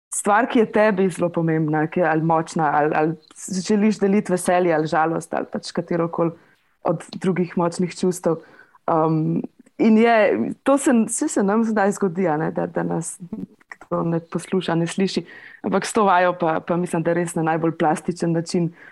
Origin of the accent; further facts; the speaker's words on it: Litija, Central Sava, Slovenia; prihajam iz Litije